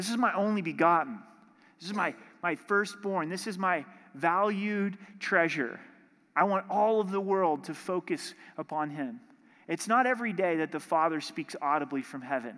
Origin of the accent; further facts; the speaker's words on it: Southern Oregon, United States; growing up in Southern Oregon, in my hometown, the Rogue River went right through our little town